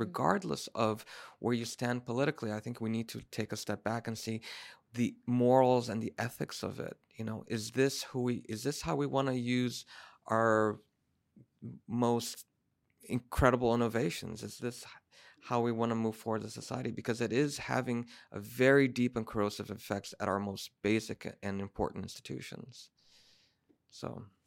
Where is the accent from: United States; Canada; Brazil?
Brazil; I'm from Brazil